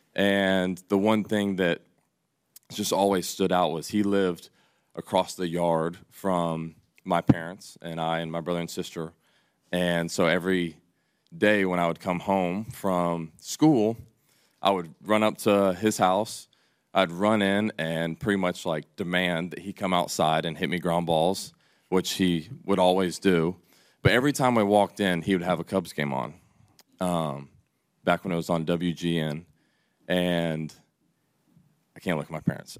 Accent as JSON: {"language": "English", "town": "Atlanta", "region": "Georgia", "country": "United States", "tie": "born or raised there", "moved": "as an adult", "said": "I left my hometown team"}